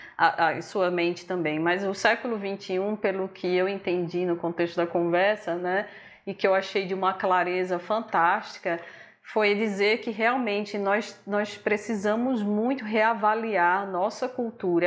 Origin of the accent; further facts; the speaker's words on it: Northeast Region, Brazil; Somos nordestinos